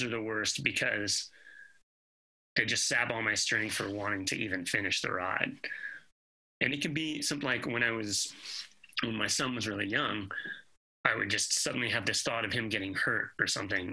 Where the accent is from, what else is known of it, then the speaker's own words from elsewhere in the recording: Atlanta, Georgia, United States; now in Greensboro, United States; I grew up in Atlanta